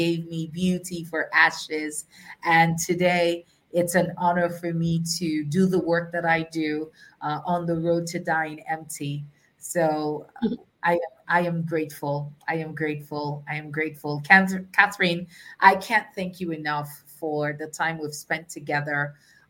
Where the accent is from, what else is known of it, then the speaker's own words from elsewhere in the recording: Nigeria; I am a Nigerian